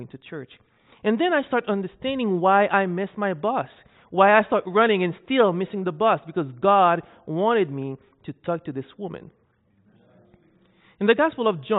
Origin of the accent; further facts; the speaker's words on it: Haiti; moved away as an adult; also born or lived in Saskatchewan, Canada; I'm Haitian, so I'm from Haiti